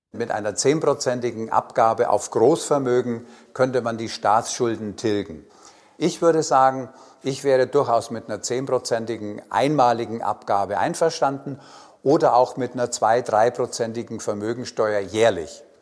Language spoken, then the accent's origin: German; Nördlingen, Bavaria, Germany; now in Berlin, Germany; Ich bin geboren in Nördlingen und lebe in Berlin